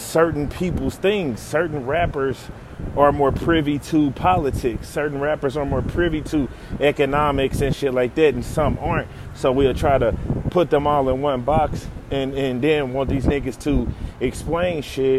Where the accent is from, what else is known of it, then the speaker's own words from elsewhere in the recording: St. Louis, Missouri, United States; I'm from St. Louis where Ferguson is, and I can tell you that it's a lot of niggas where I'm from